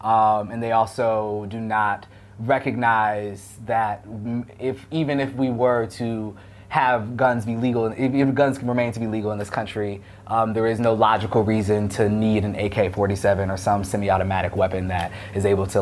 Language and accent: English; United States; As a very anti-gun American